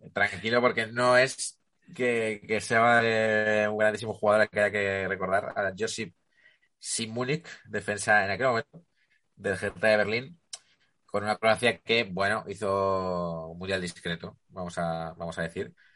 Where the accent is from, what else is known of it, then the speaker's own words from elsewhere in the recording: Ribera del Duero, Castile and León, Spain; Yo, soy de Ribera del Duero